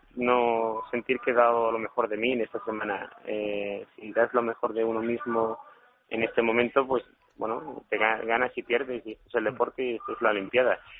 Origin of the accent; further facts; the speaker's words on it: La Línea de la Concepción, Andalusia, Spain; soy del estrecho de Gibraltar, de la línea de Concepción